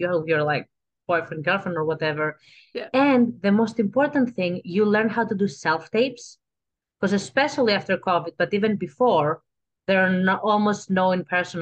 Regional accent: Athens, Attica, Greece; accent: Greek; English is a second language; moved away as an adult; now in Los Angeles, United States; I am from Greece, Athens, Greece. I grew up there

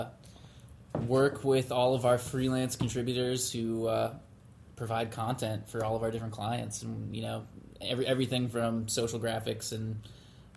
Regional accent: upstate New York, United States; moved away as an adult; also born or lived in San Diego, California; now in Boston, United States; I'm from upstate New York originally

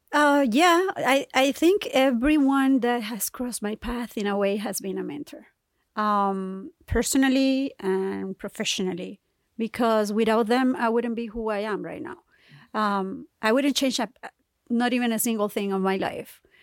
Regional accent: Colombia; moved away; I'm from Colombia, so I speak Spanish

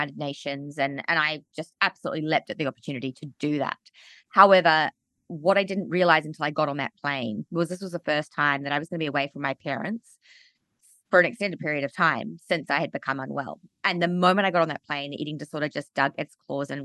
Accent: Auckland, New Zealand; also born or lived in Australia; I grew up in Auckland, New Zealand, and I had an amazing childhood

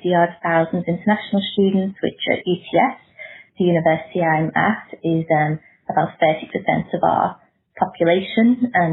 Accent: Liverpool, North West England, United Kingdom; moved away as an adult; now in Sydney, Australia; I have been over here for 11 years now. I am an Australian citizen and I am originally from Liverpool in England, so my accent is still there, depending on who I'm speaking to.

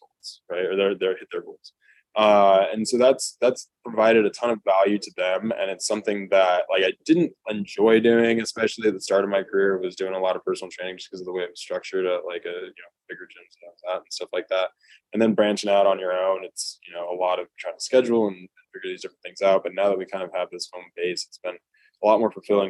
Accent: California, United States; moved away as an adult; also born or lived in Nebraska; I'm from California

